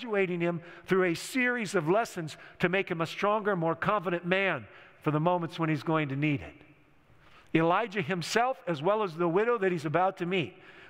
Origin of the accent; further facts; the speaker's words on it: United States; those of us growing up in America, the last two generations of which I represent, being 56 years old